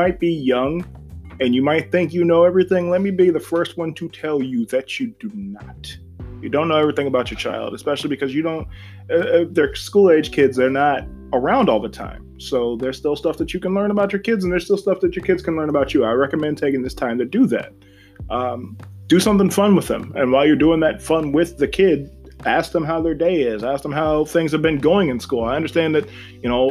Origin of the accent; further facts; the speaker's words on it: Ashtabula County, Ohio, United States; I'm leaving Ashtabula County, because it's boring right now. It's super boring. And it's not even like shitting on my hometown